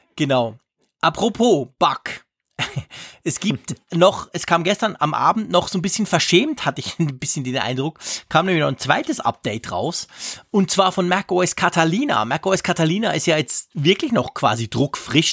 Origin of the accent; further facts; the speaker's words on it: Switzerland; bei uns in der Schweiz